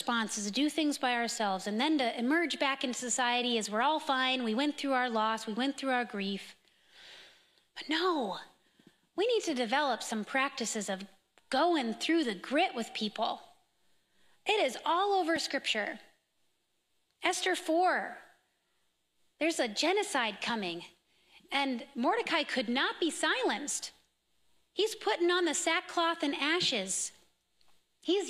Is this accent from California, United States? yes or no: yes; California, United States; now in Minnesota, United States; I'm from California